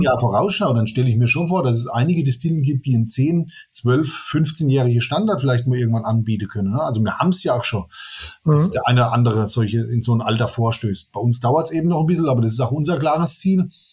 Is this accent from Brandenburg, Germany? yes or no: no; Amorbach, Bavaria, Germany; zu meinem Heimatort Ammerbach